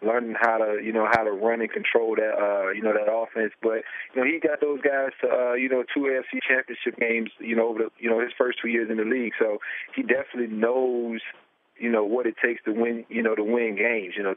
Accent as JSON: {"language": "English", "country": "United States", "tie": "born or raised there", "also_born_or_lived": "Virginia", "said": "I grew up in Washington"}